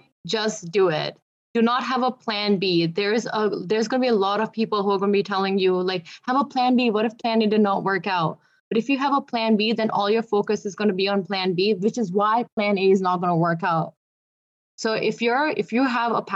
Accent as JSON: {"language": "English", "town": "Sarnia", "region": "Ontario", "country": "Canada", "tie": "born or raised there", "said": "I grew up in Canada, like, I grew up in Sarnia"}